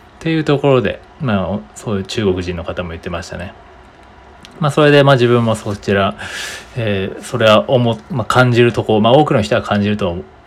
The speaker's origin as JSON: {"language": "Japanese", "country": "Japan", "said": "僕たち日本人、えー、第二言語なので英語は"}